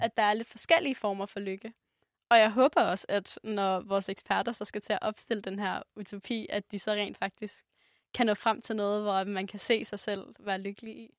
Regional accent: Denmark; som dansker

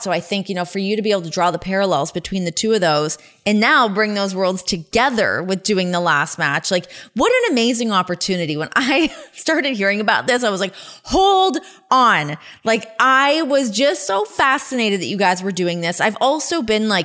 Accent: Ajax, Ontario, Canada; I grew up in Ajax, so about like 45 minutes west of there

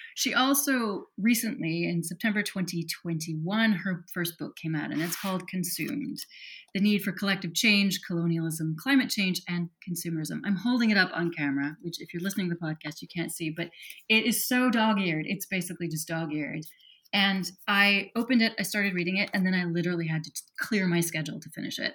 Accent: Wyoming, United States; I grew up in Wyoming, and as a 17 year old

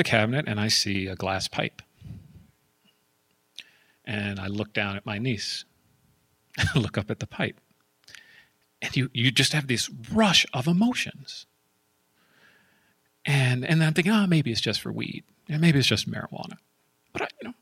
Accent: San Jose, California, United States; I'm from Silicon Valley. I was born in San Jose, East San Jose to be exact

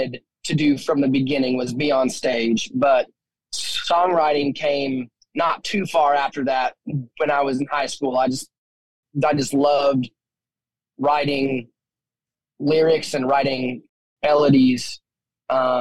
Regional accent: Wyoming, United States; growing up in Wyoming

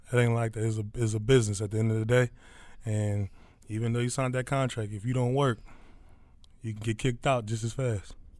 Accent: Philadelphia, Pennsylvania, United States; now in Detroit, United States; I'm from Philly.

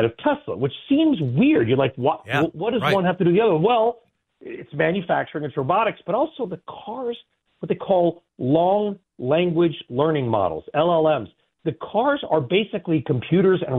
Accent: California, United States; I grew up in California

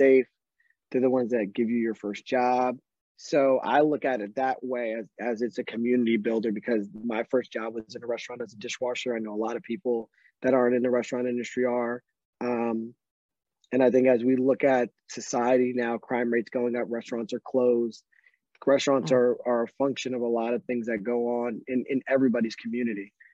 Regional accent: Northeast Pennsylvania, United States; I grew up in Northeast Pennsylvania

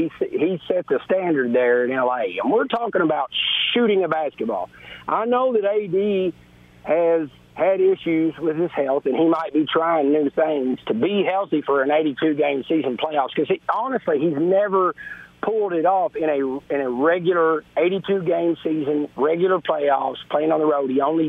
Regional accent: Kentucky, United States; I'm from Kentucky. The guy gave us our last championship in college basketball.

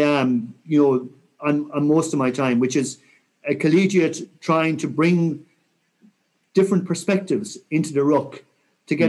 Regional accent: Mayo, Connacht, Ireland; I'm from Mayo

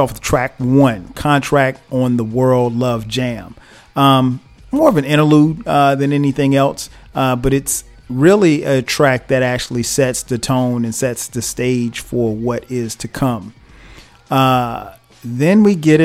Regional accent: South Carolina, United States; I grew up in South Carolina

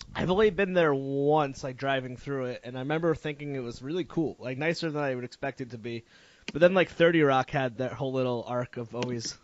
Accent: Connecticut, United States; I'm from Connecticut, so I was like really into the central like the Connecticut scene

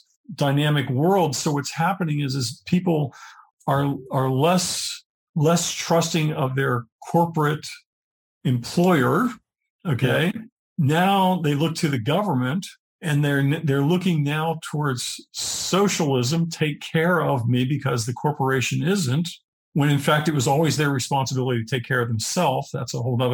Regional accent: Pennsylvania, United States; I grew up in Pennsylvania

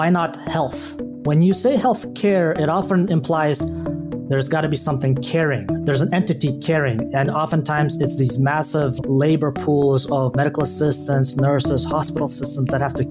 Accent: Kazakhstan; now in United States; I was born in Kazakhstan and frankly didn't even know that the rest of the world existed until 1998 when my family left Kazakhstan. I grew up in Kazakhstan in one of the biggest cities there.

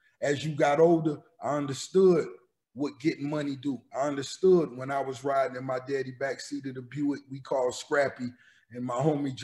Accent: Miami Gardens, Florida, United States; also born or lived in Mississippi; growing up in Miami, that's the heart of, you know, right in the 305. They call it Miami Gardens now

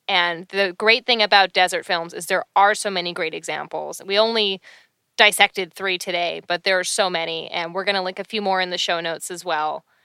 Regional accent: Canada; I'm Canadian

